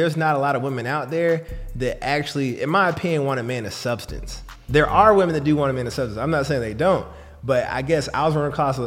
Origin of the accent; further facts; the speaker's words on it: Atlanta, Georgia, United States; I'm from Atlanta